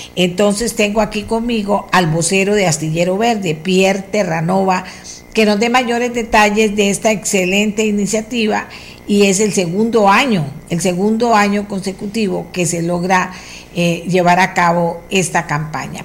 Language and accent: Spanish; Costa Rica; somos los mismos ticos